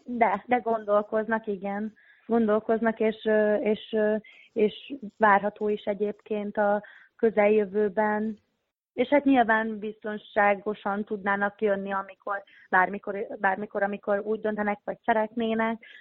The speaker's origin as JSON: {"language": "Hungarian", "town": "Hódmezővásárhely", "region": "Csongrád-Csanád", "country": "Hungary", "tie": "born or raised there", "moved": "as an adult", "said": "ahol születtem, meg ahol felnőttem Szeged, Hordmezővásárhely Hódmezővásárhely része"}